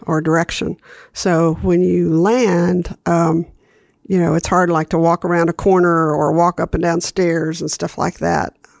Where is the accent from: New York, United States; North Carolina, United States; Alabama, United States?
Alabama, United States; Huntsville; I grew up in Huntsville, Alabama